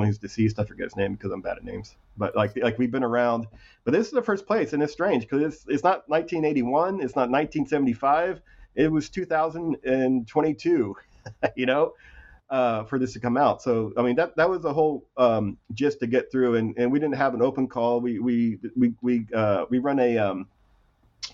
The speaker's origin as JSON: {"language": "English", "town": "Ramona", "region": "California", "country": "United States", "also_born_or_lived": "North Texas", "said": "I'm from Southern California, North Texas, mostly from a little town called Ramona, California"}